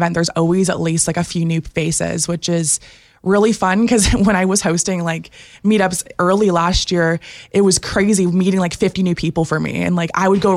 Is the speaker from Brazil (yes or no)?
no; Innisfil, Ontario, Canada; also born or lived in Barrie; I'm from Innisfil, so basically Barrie my whole life